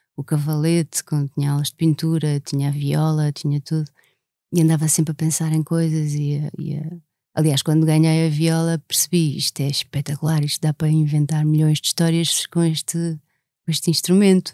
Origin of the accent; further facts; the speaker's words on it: Lisbon, Portugal; also born or lived in Alentejo; Eu nasci em Lisboa, imagina, eu nasci na Avenida da República